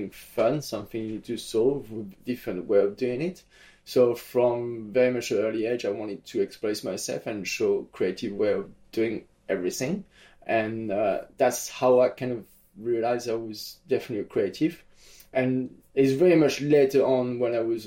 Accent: Nice, Provence-Alpes-Côte d'Azur, France; my hometown of Nice

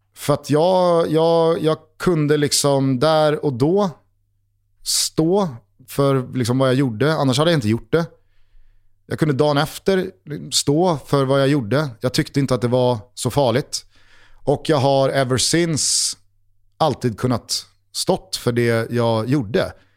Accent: Stockholm, Stockholm County, Sweden; har man som jag vuxit upp 500 meter, inte ens det, från Tornedalsgatan

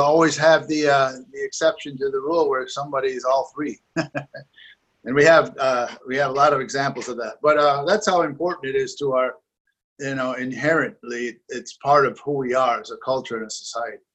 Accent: Onondaga Nation, New York, United States; Growing up on Onondaga Nation, it's been a, a, a big part of my, my life

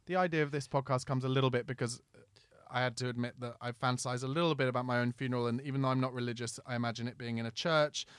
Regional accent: Surrey, South East England, United Kingdom; where I lived in Surrey

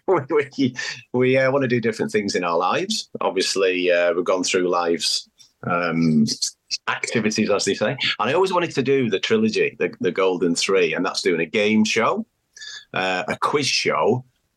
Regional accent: Manchester, North West England, United Kingdom; moved away as an adult; now in Australia; I'm from Manchester in the UK. So yeah, I've been in Australia over 30 years, so hence the accent

